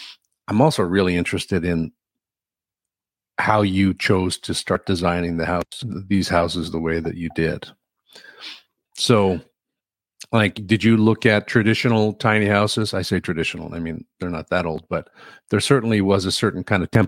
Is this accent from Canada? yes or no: yes; Newfoundland and Labrador, Canada; I'm from Newfoundland